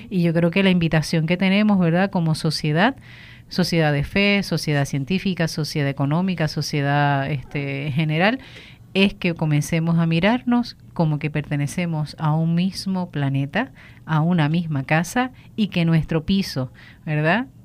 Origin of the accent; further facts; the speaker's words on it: Puerto Rico; es nuestra herencia como puertorriqueños, somos orgullosísimos de nuestras costas